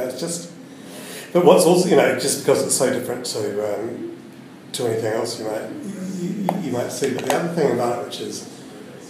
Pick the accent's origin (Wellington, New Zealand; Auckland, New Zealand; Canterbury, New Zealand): Wellington, New Zealand; I was born and bred in Wellington